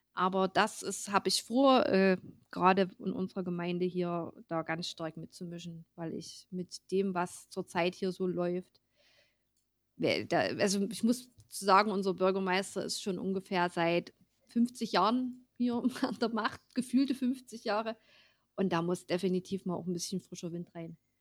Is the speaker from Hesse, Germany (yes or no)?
no; Ore Mountains, Saxony, Germany; bei uns im Erzgebirge